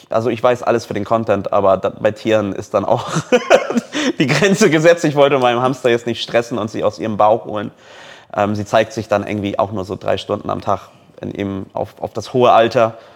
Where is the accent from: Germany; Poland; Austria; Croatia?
Poland; ey, ich bin Pole, ich kenne meine Landsleute.